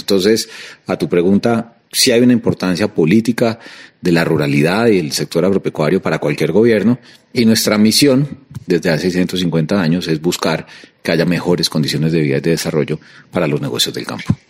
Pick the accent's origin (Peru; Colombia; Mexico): Colombia; como colombiano